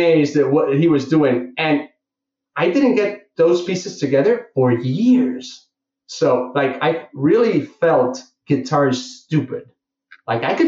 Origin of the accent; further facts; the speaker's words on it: Barcelona, Catalonia, Spain; I'm from Barcelona